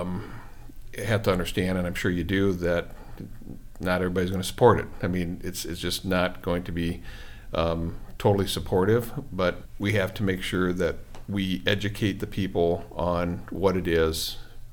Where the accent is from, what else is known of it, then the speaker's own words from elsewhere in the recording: Iowa, United States; now in Waterford, United States; I grew up in small town America, so, you know, Waterford to me is a big community from where I grew up in Iowa